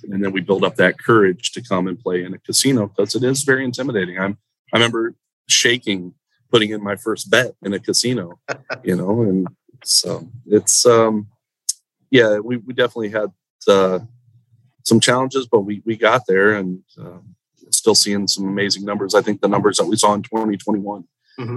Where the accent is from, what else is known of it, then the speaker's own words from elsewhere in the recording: Central Florida, United States; moved away as an adult; now in South Florida, United States; I grew up in Central Florida, and that was always home for me.